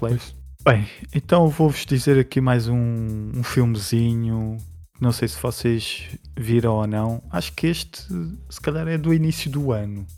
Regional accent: Portugal; para mim, como português

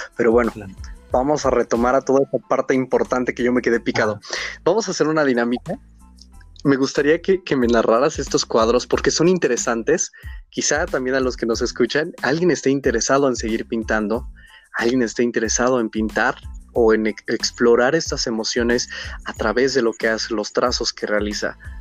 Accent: Hidalgo, Mexico; soy de Hidalgo.

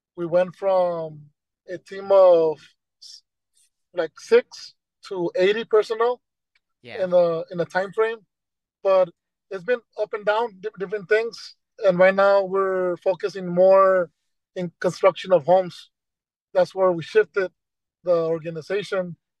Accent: Brownsville, Texas, United States; I was born in Bronzo, and I went to Gonzales Elementary, Perkins Middle School, Rivera High School

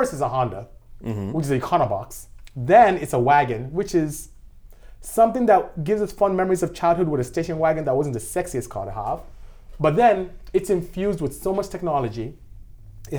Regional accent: Nigeria; moved away as an adult; now in United States; As you can tell from how I speak, I'm not from here. I'm from West Africa, I'm from Nigeria to be exact, and I came here to go to school.

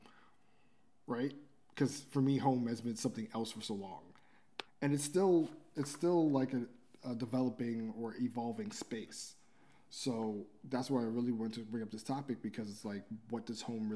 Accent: New York City, New York, United States; me and Rovi are both born and raised in Brooklyn, New York

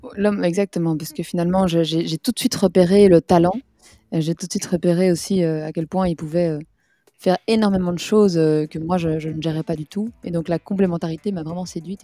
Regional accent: Belgium; en tant que Belge

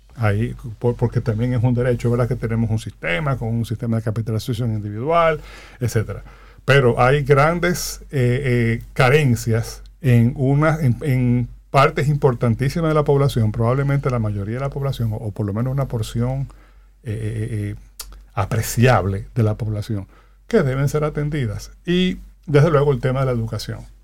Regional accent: Dominican Republic; como sociedad, como dominicanos y dominicanas

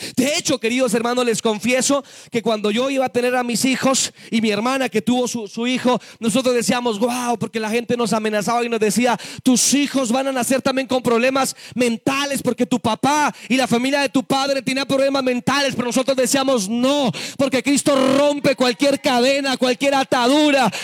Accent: Boyacá, Colombia; Nací en, lo repito, en Boyacá

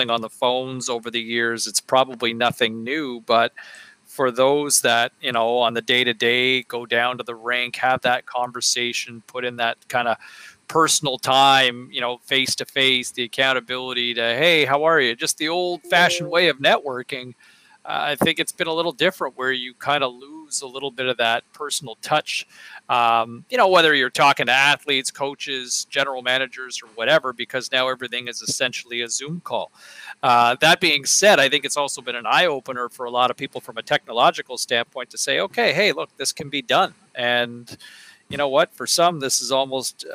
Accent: Ottawa, Ontario, Canada; I grew up in Ottawa

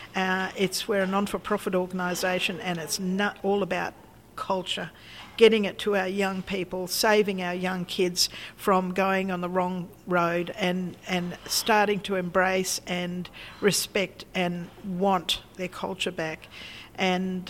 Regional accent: Australia; we're Australians. We live here. We've been here for so long

